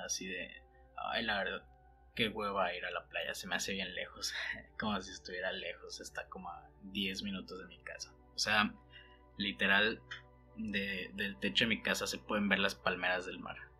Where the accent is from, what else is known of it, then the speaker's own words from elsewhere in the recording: Mexico; moved away as an adult; also born or lived in Mexico City; siendo un costeño, nacido y criado en el mar